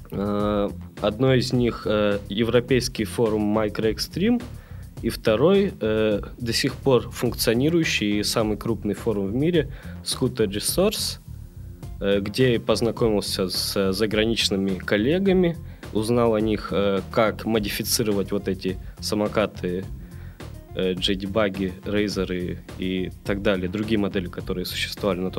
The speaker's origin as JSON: {"language": "Russian", "town": "Perm", "region": "Perm Krai", "country": "Russia", "tie": "born or raised there", "moved": "as an adult", "lives_now": "Saint Petersburg, Russia", "said": "я вырос э, в Перми, э, в Санкт-Петербург, э, переехал учиться в 2007"}